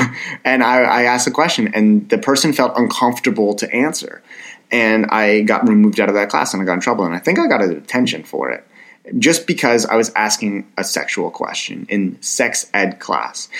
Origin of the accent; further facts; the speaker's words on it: Ottawa, Ontario, Canada; my hometown, and it's Ottawa, Canada